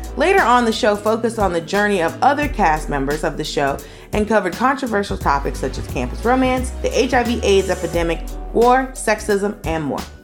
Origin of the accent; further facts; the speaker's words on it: Atlanta, Georgia, United States; I grew up in Atlanta